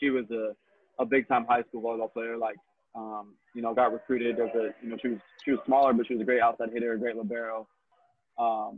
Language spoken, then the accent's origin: English; Phoenix, Arizona, United States; born and raised in Phoenix, actually. So I'm a native here